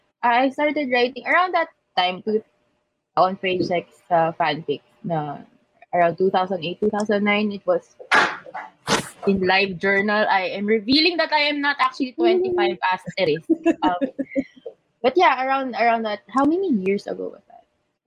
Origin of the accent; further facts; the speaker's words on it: Philippines; People knew that I was from the Philippines.